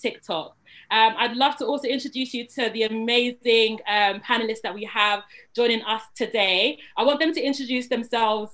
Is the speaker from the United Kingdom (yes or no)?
yes; London, United Kingdom; a Black British woman who was born and bred in London